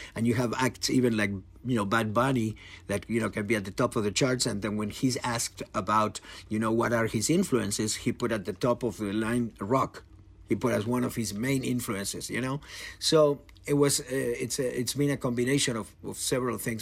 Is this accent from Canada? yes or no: no; Argentina; I'm from Argentina